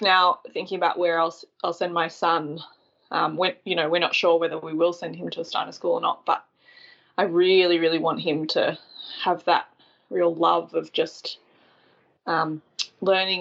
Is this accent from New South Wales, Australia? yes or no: yes; Tathra, New South Wales, Australia; I grew up on the far south coast of New South Wales, which is where I am now.